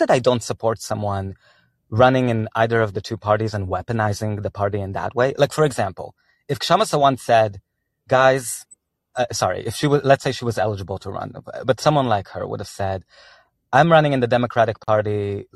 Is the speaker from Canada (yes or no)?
no; Israel; moved away; I'm from Israel originally.